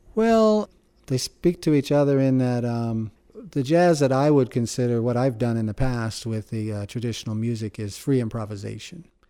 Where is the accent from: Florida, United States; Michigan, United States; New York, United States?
New York, United States; Shandaken; I was brought up in the Catskill Mountains, um, in Shandaken, New York